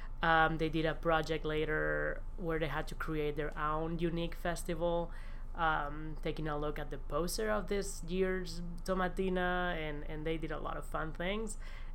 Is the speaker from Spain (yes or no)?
yes; Valencia, Valencian Community, Spain; English is a second language; moved away as an adult; also born or lived in New York City; now in Tennessee, United States; I'm from Valencia, which couldn't be any flatter. There's no mountains at all. Zero mountains. And, you know, my mom just lives 5 minutes, 10 minutes away from the beach